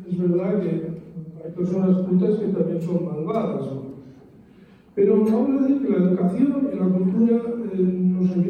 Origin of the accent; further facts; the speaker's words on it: Basque Country, Spain; first language Spanish; moved away; also born or lived in Zaragoza; va por mi ciudad natal y ve los letreros en los dos idiomas